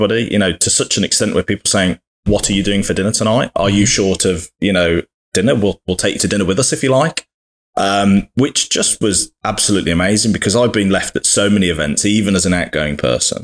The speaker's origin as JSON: {"language": "English", "country": "United Kingdom", "said": "as a Brit in America"}